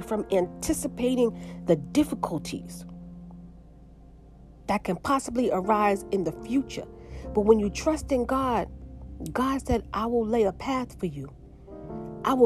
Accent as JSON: {"language": "English", "town": "New York City", "region": "New York", "country": "United States", "moved": "as an adult", "lives_now": "Pennsylvania, United States", "said": "I'm from New York City."}